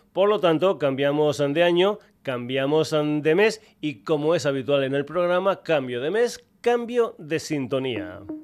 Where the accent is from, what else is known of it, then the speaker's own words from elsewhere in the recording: Burguillos del Cerro, Extremadura, Spain; una banda de Burguillos ante el Cerro, mi pueblo